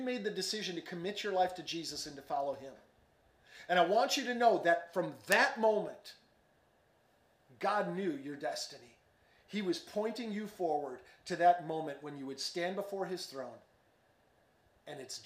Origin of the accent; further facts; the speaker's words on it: Chicago, Illinois, United States; moved away as an adult; now in Dallas, United States; I grew up in Chicago suburbs, and we used to joke growing up in Chicago